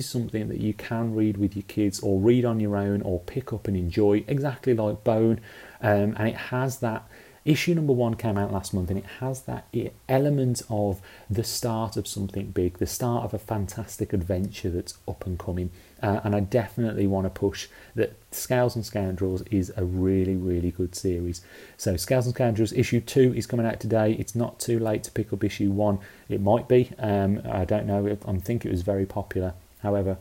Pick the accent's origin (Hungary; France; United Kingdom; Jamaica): United Kingdom; as you can tell by my accent, I grew up in the UK.